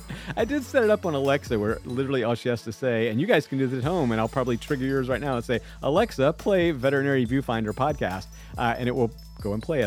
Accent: Huntsville, Alabama, United States; also born or lived in Georgia; now in North Carolina, United States; I was born in Huntsville, Alabama

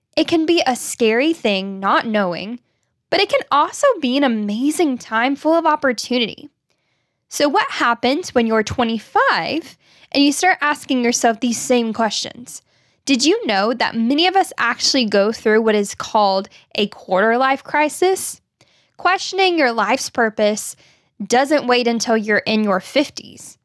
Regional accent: Arkansas, United States; growing up in Arkansas

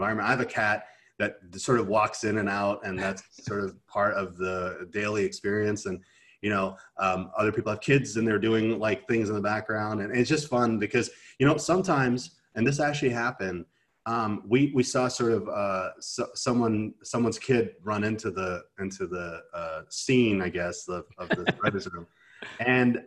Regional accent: Canada; I'm Canadian

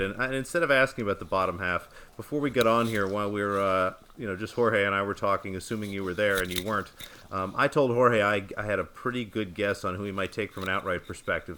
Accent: United States; as an American tennis fan

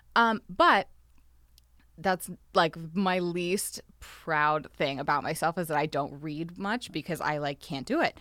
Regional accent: Texas, United States; now in Los Angeles, United States; I grew up in Texas where we had a lot of tornadoes

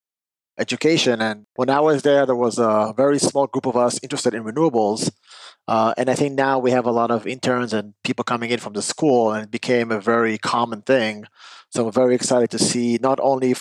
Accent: Israel; moved away; I'm originally from Israel when I grew up

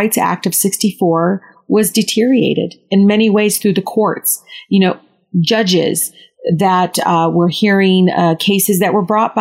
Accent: Detroit, Michigan, United States; I grew up in Southwest Detroit

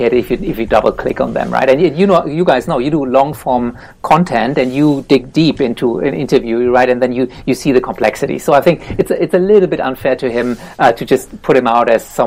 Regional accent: Germany; now in Australia; this is my hometown here

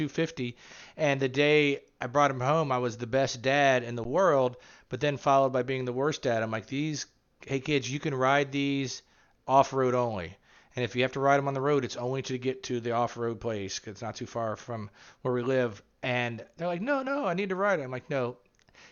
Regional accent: Springfield, Ohio, United States; I'm from Springfield, Ohio

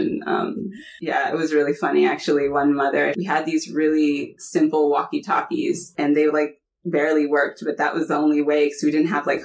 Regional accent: Bay Area, California, United States; also born or lived in Brooklyn, New York / Syria; So at 1.5, we moved to California. So I grew up pretty much in the Bay Area

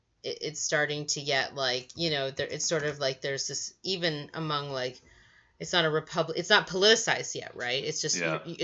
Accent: Virginia, United States; I'm from Virginia

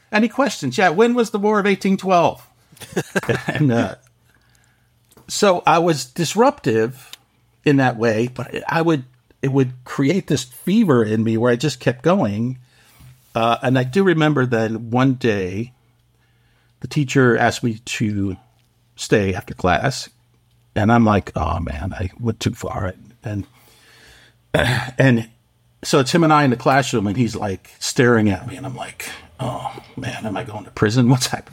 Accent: Waterbury, Connecticut, United States; moved away as an adult; also born or lived in New York City; in my hometown, I was in this little factory town called Waterbury, Connecticut

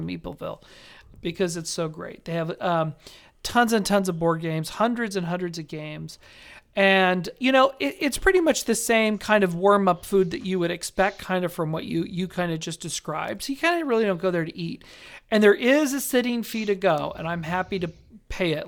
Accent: Las Vegas, Nevada, United States; moved away; my hometown of Las Vegas.

